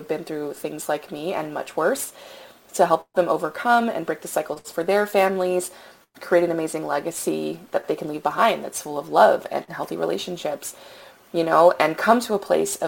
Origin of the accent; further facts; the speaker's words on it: Louisiana, United States; now in Texas, United States; I grew up in Louisiana. I currently live in Texas